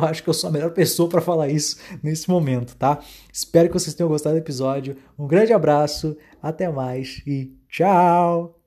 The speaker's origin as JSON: {"language": "Portuguese", "town": "Dom Pedrito", "region": "Rio Grande do Sul", "country": "Brazil", "tie": "born or raised there", "moved": "as an adult", "lives_now": "Santa Maria, Brazil", "said": "em Dom Pedrito, minha cidade natal"}